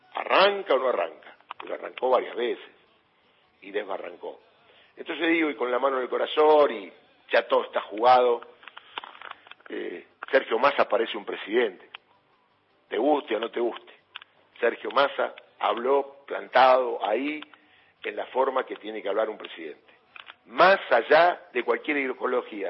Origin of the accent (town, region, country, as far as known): Argentina